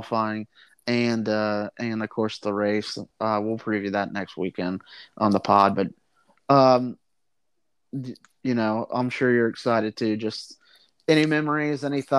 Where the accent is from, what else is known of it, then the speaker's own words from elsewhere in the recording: United States; I'm an American